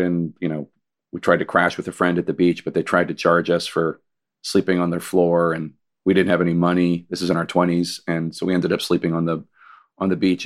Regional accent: Philadelphia, Pennsylvania, United States; also born or lived in Staten Island, New York; I'm from Philly

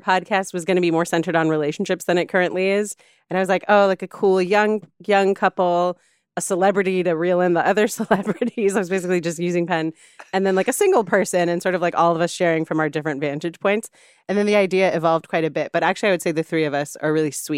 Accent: San Juan, Puerto Rico; moved away; also born or lived in California; I grew up in San Juan on the coast in a city, in a part of San Juan called Condado

